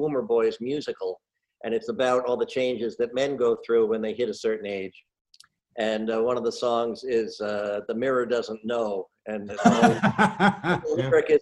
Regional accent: Red Bank, New Jersey, United States; moved away as an adult; I am proudly from New Jersey, born in Red Bank, and my family has been in New Jersey since the 1640s

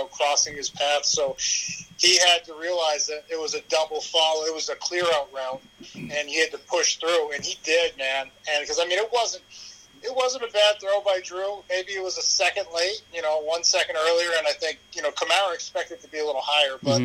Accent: Massachusetts, United States; moved away; also born or lived in San Diego, California / Maine; I was born in San Diego during the strike year, but because my dad played for the Patriots, I grew up in Massachusetts.

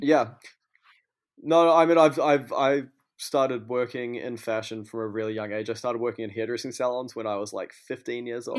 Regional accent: Auckland, New Zealand; moved away as an adult; also born or lived in Christchurch; now in New York, United States; I come from Auckland, uh, but I lived a lot of my life in Christchurch as well, but yeah, Auckland is pretty much where I'm from.

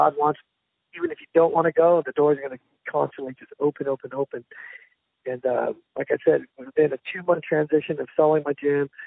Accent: California, United States; moved away as an adult; also born or lived in Korea / San Jose, California; now in Arizona, United States; I've lived in California pretty much my whole life. I came to the States when I was 3 from Korea

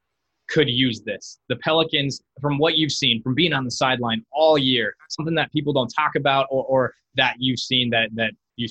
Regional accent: Iowa, United States; born or raised there

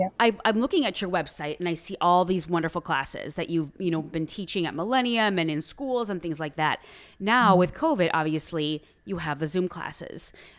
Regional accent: Wisconsin, United States; moved away; I'm originally from Wisconsin, and that would be so far away, and it's I grew up in a very rural area, so it would be a two-hour drive to Minneapolis, Minnesota

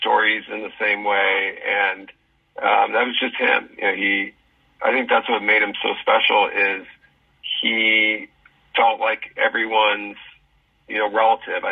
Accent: Southern California, United States; growing up, from the time I was 12 years old in Southern California

